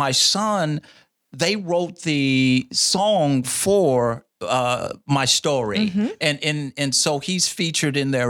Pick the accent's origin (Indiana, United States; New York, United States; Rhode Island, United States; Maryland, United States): Indiana, United States; Indianapolis; born or raised there; also born or lived in Fort Campbell, Kentucky